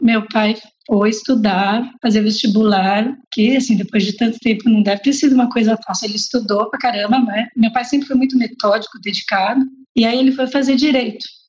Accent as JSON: {"language": "Portuguese", "region": "São Paulo", "country": "Brazil", "tie": "born or raised there", "also_born_or_lived": "Limeira", "said": "Eu sou paulistana, da Zona Norte. Nasci, cresci na Casa Verde"}